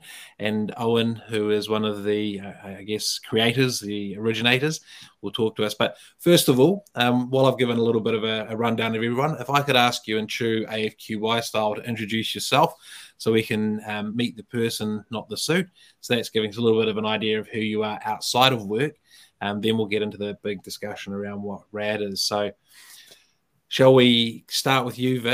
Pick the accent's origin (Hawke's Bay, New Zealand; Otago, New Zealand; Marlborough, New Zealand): Otago, New Zealand; Dunedin; now in Auckland, New Zealand; I live in Auckland now, but I'm come from Otapoti or Dunedin